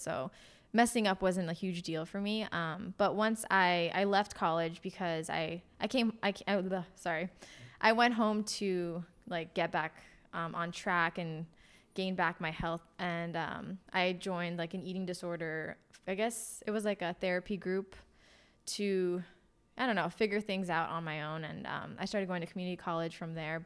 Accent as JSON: {"language": "English", "town": "Los Angeles", "region": "California", "country": "United States", "tie": "born or raised there", "also_born_or_lived": "Portland area", "moved": "as an adult", "lives_now": "Portland, United States", "said": "I grew up in Los Angeles."}